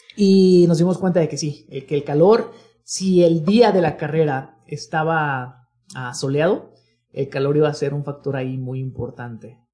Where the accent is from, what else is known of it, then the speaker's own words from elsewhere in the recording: Guadalajara, Jalisco, Mexico; todos los amigos que somos de acá de Guadalajara